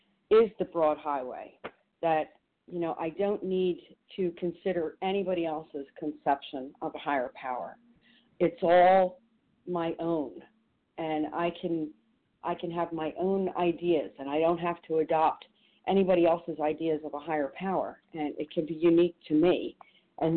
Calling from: New Jersey, United States; also born or lived in Chicago; from New Jersey. Actually, I'm calling from Chicago.

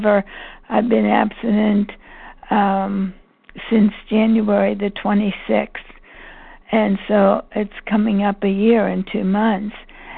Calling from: Pennsylvania, United States; from Pennsylvania.

